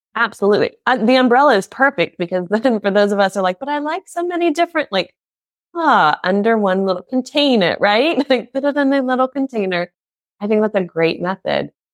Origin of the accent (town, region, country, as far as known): United States; now in Germany